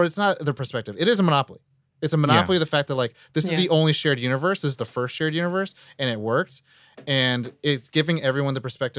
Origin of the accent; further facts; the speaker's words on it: Iowa, United States; also born or lived in Hawaii; Like, I was born in Hawaii, but I was raised in the Midwest. Iowa.